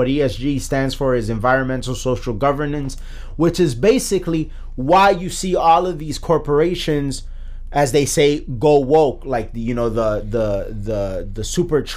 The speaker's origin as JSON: {"language": "English", "country": "United States", "said": "as an American."}